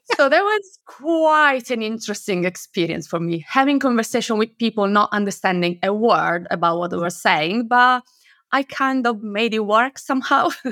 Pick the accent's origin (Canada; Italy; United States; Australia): Italy; moved away as an adult; now in United Kingdom; I am originally from Italy, but I moved to the U K ten years ago